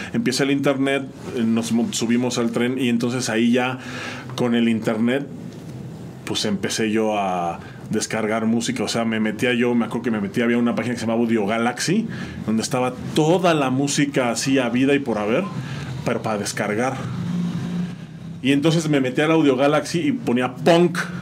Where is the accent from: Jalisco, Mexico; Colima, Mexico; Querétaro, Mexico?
Querétaro, Mexico; San Juan del Río; also born or lived in State of Mexico; regresamos a San Juan y entonces aquí crecí, aquí me crié